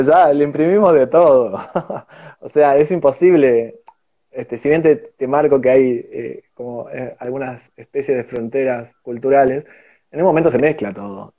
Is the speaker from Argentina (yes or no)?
yes; Argentina; somos argentinos